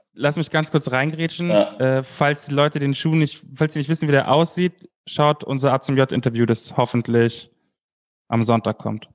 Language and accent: German; Munich, Bavaria, Germany; ich als Münchner